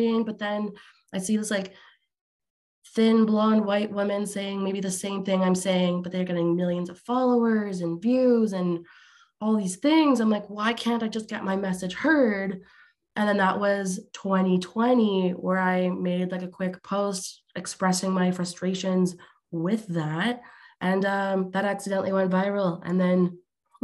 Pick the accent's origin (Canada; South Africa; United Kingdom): Canada; Alberta; I'm Canadian, but on the other side of the country in Alberta